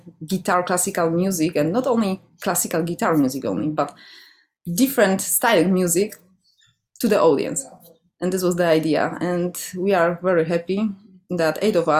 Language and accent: English; Poland; English is a second language; now in Vancouver, Canada; So I came 2 years ago and yeah, I came from Poland.